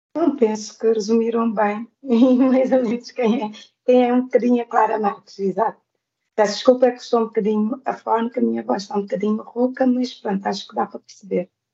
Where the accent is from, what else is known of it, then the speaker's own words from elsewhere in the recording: Santiago Island, Cape Verde; moved away as an adult; also born or lived in Trás-os-Montes, Portugal; now in Lisbon, Portugal; saí de Cabo Verde